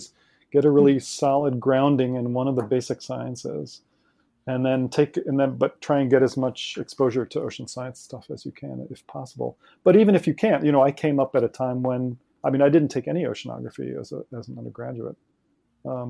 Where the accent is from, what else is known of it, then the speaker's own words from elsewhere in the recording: Ohio, United States; I grew up in Ohio, also in the middle of the country